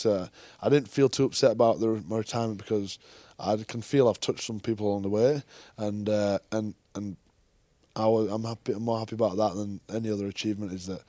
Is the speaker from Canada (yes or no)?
no; England, United Kingdom; Being an Englishman is a challenge